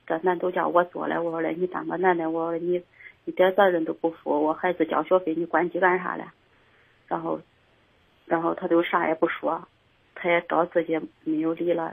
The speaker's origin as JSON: {"language": "Chinese", "town": "Xinxiang", "region": "Henan", "country": "China", "tie": "born or raised there", "said": "俺老家是新乡的"}